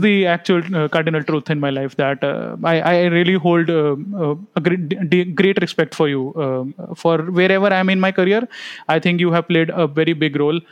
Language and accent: English; India; being an Indian parent